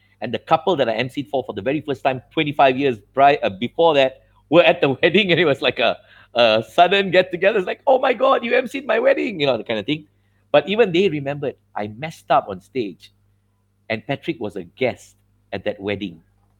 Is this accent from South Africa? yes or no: no; India; So I come from, you see, I'm an Indian boy.